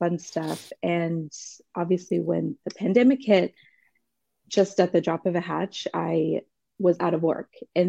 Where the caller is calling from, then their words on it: Los Angeles, California, United States; Los Angeles, so it is early.